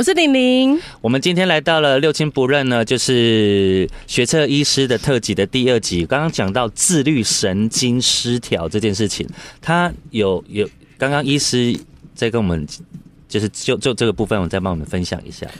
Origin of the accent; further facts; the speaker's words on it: Taiwan; 我们台湾人